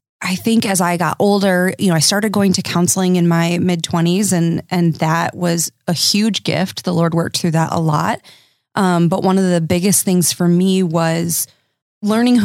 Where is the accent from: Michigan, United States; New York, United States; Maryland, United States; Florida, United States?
Michigan, United States; Dutch enclaves; I come from Dutch enclaves